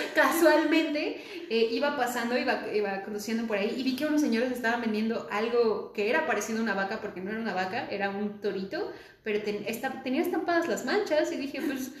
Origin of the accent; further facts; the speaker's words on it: State of Mexico, Mexico; yo soy del Estado de México